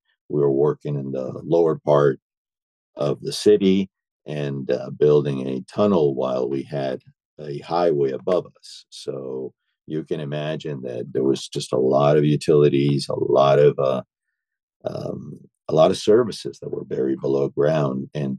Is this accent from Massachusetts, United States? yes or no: yes; Boston, Massachusetts, United States; moved away as an adult; also born or lived in Argentina / Maine; now in Key Biscayne, United States; I was born in Boston. I was raised in Boston and also spent some time also in Argentina with my parents. My parents were from Argentinian descent. So I spent during my childhood and adolescence, I spent a little bit of time in Argentina and in Boston. I went to high school in Boston.